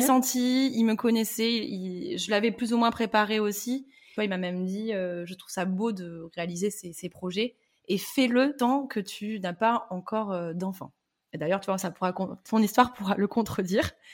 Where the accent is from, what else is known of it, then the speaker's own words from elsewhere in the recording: Bordeaux, Nouvelle-Aquitaine, France; moved away as an adult; now in Antibes, France; je suis bordelaise, j'ai les mêmes amis depuis des années, j'ai papa et maman, et euh, là, ben, je me dis, euh, ah non, mais impossible de quitter Bordeaux